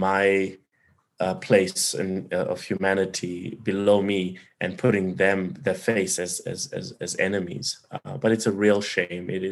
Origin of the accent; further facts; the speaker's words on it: South Africa; as a South African